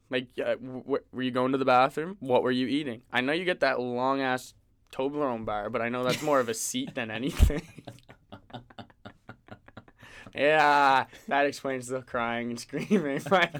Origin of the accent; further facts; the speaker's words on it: Middleton, Nova Scotia, Canada; Nova Scotia. Yeah, from Nova Scotia.